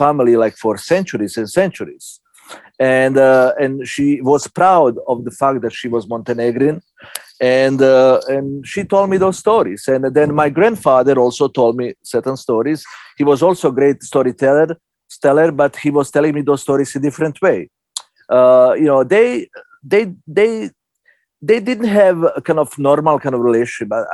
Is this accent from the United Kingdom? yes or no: no; Jajce, Federation of Bosnia and Herzegovina, Bosnia & Herzegovina; English is a second language; moved away as an adult; also born or lived in Belgrade, Serbia / Italy; now in New York, United States; My grandfather knew the town, Jajce, which is where, you know, several years, 20 years later I was born